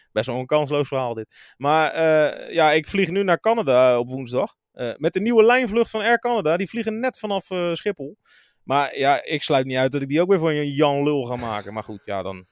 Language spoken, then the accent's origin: Dutch; Rotterdam, South Holland, Netherlands; als Rotterdammer met een kleine voorliefde voor Feyenoord